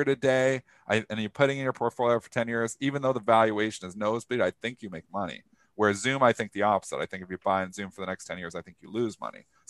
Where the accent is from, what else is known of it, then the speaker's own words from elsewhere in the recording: Canada; I'm Canadian